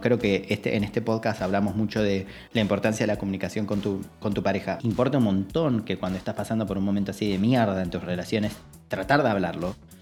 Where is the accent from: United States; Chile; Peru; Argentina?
Argentina; como en Argentina, muchas veces, digo, lo mamamos por TV y lo mamamos en casa